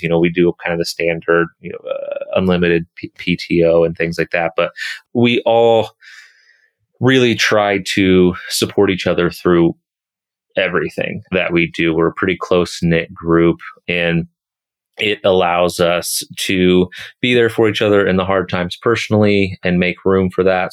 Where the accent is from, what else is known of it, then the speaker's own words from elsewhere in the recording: Kansas City, United States; moved away as an adult; also born or lived in Colorado; back in my home state, back in my home city of Kansas City